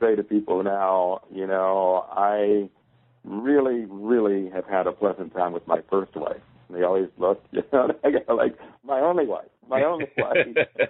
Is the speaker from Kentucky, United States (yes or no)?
yes; Louisville, Kentucky, United States; accent: Louisville; So there I was with my Louisville accent, my high water pants, my stocking capped hair, and I was like, whoa, new ball game.